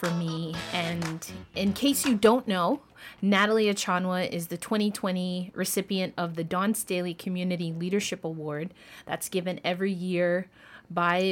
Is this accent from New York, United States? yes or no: yes; Westchester County, New York, United States; Growing up in Westchester County, that's where I did my schooling, Westchester County, New York